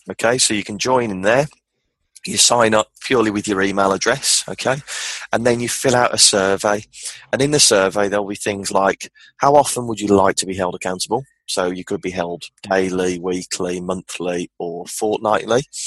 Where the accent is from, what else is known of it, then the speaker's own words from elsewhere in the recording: Birmingham, West Midlands, United Kingdom; I'm from Birmingham, the Midlands of the of England, in the UK